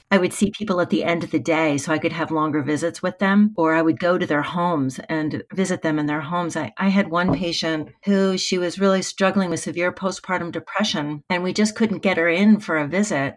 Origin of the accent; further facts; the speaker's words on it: United States; I am from the United States